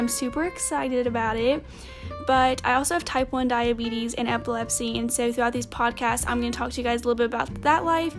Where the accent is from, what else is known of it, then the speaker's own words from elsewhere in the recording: Tennessee, United States; I am 17 and I'm in Tennessee right now because I live in Tennessee and I'm from Tennessee.